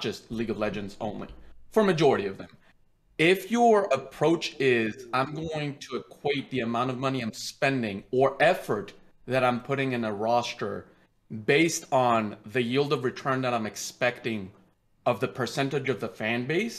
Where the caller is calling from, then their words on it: Virginia, United States; Hi, I'm calling from Virginia.